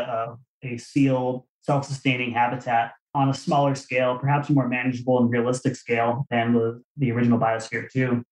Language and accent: English; Arizona, United States; I was a, a kid growing up in Arizona